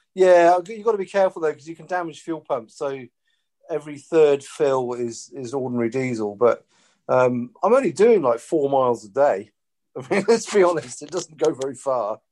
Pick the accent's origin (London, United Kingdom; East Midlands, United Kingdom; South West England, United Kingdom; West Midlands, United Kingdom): South West England, United Kingdom; Porthleven; moved away; I grew up in West Cornwall, and yeah. it reminds me of growing up in Porthleven.